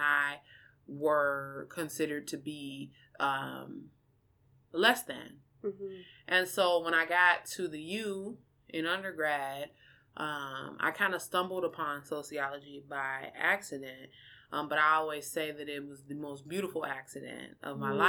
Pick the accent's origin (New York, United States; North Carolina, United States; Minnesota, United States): Minnesota, United States; Minneapolis; also born or lived in Kankakee, Illinois; I'm originally from Illinois, a small town in Illinois called Kankakee, but my mom relocated my siblings and I here to Minneapolis, specifically North Minneapolis, when I was about 4 or 5. And so I completed my entire education in Minneapolis.